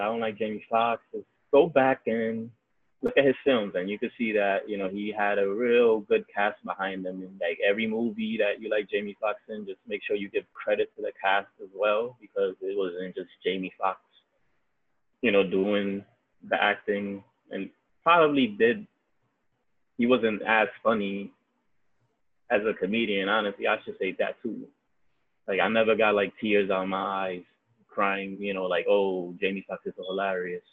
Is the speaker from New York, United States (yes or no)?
yes; New York City, New York, United States; I like New York, I've been here my whole life